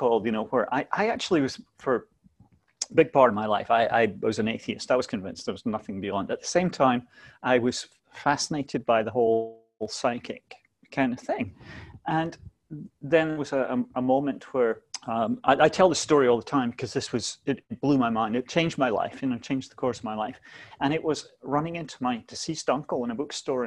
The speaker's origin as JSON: {"language": "English", "region": "Scotland", "country": "United Kingdom", "tie": "born or raised there", "also_born_or_lived": "London", "moved": "as an adult", "said": "I was born in Scotland, lived there until my 20s"}